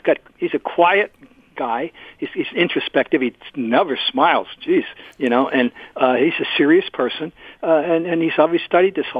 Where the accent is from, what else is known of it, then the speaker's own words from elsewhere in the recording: Trenton, New Jersey, United States; Trenton, New Jersey, my hometown